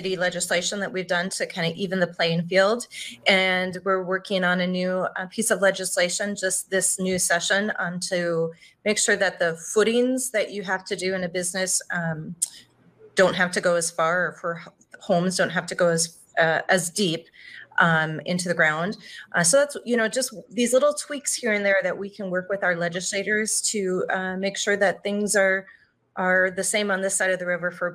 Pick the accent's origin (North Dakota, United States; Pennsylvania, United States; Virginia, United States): North Dakota, United States; Minot; moved away as an adult; now in Moorhead, United States; I'm originally from Minot, though. I came down here to go to school at Moorhead State.